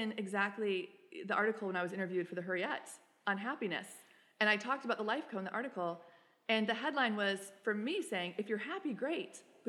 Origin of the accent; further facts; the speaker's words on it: Texas, United States; my home state is Texas.